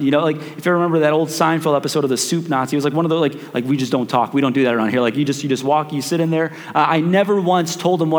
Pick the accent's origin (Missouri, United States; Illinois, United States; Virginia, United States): Illinois, United States; Chicago; we grew up in Chicago